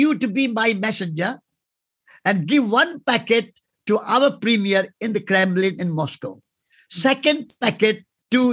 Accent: India; Before I'm an Indian, I'm a human being

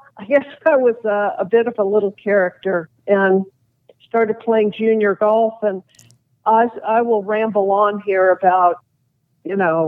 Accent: Los Angeles, California, United States; the street that I grew up in the West LA area

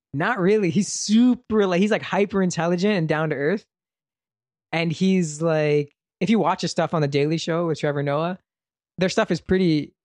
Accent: Brampton, Ontario, Canada; I was from Brampton

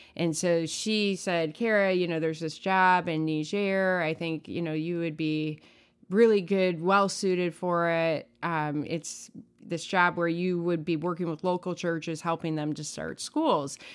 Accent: United States; I as an American

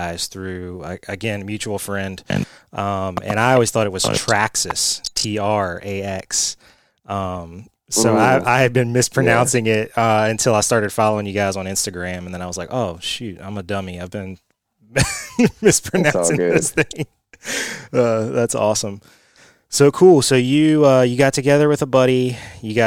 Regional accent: Beaverdam, Virginia, United States; I grew up in a place called Beaver Dam, which is like maybe an hour south of Fredericksburg

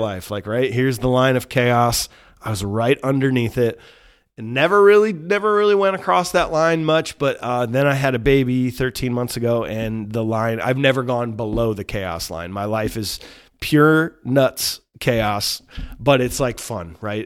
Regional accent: Cedar Rapids, Iowa, United States; This is my hometown

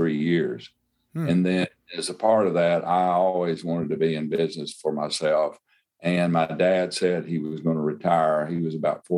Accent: Crosby, Arkansas, United States; I'm from Crosby, Arkansas, which is a little community

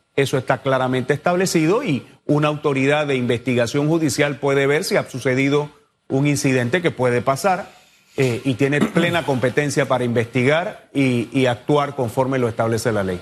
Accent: Panama; todos somos panameños

